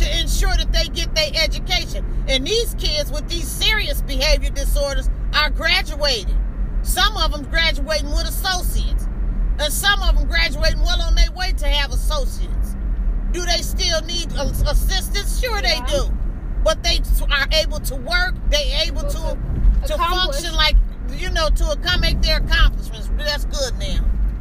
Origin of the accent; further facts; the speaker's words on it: United States; We are Americans